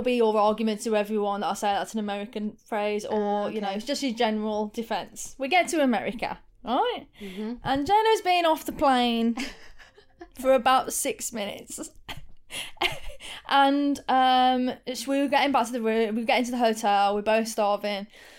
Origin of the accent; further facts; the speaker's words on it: United Kingdom; It's definitely loft because we're British.